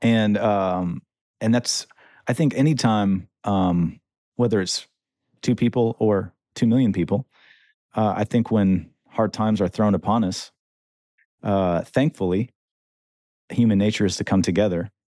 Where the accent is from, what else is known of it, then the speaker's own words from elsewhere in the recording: central Michigan, United States; moved away; I come from Michigan, um, small town in central Michigan